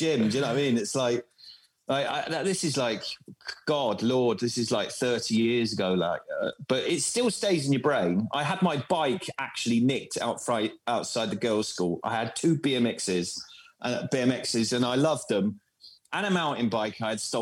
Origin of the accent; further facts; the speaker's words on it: Bournemouth, South West England, United Kingdom; accent: mixture between London and Bournemouth; moved away as an adult; also born or lived in Croydon; now in Germany; I grew up in Bournemouth